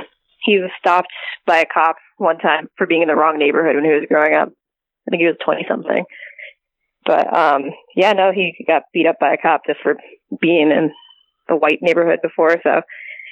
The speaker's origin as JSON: {"language": "English", "town": "New York City", "region": "New York", "country": "United States", "tie": "born or raised there", "said": "we grew up in New York City"}